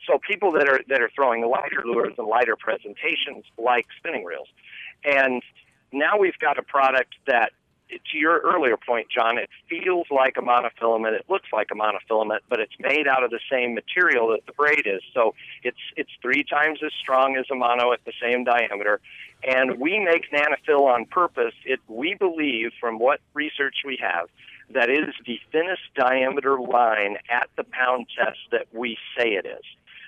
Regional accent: Oklahoma, United States; moved away as an adult; now in Iowa, United States; And I remember when I moved to Iowa from Oklahoma as a younger man, 17 years ago

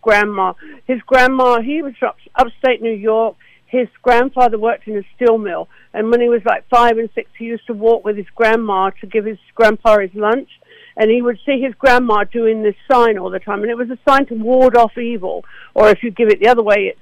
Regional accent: Essex, East of England, United Kingdom; moved away as an adult; now in United States; I'm from Essex in England

